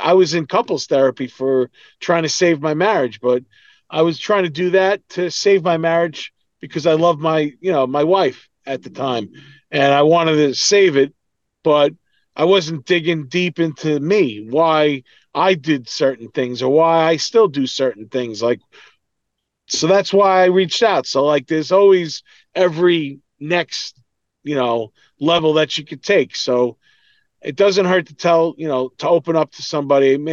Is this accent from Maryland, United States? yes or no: no; New York, United States; but we come from New York, it's the same shit.